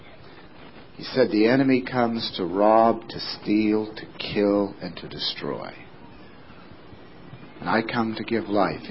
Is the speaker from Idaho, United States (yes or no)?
no; West Sumner, Maine, United States; my hometown in West Sumner